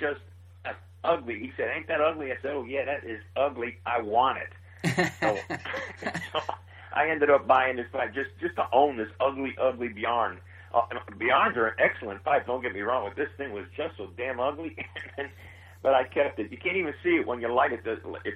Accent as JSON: {"language": "English", "town": "New York City", "region": "New York", "country": "United States", "moved": "as an adult", "lives_now": "Nashville, United States", "said": "I'm originally from Queens, New York"}